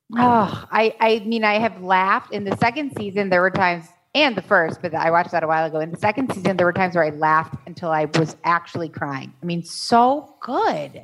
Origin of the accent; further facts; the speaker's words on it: Chicago, Illinois, United States; now in Arizona, United States; I grew up in Chicago